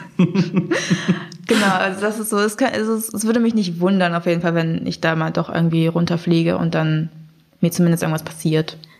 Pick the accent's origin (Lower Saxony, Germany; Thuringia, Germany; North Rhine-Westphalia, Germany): Lower Saxony, Germany; Braunschweig; ich bin in Braunschweig aufgewachsen und auch dort geboren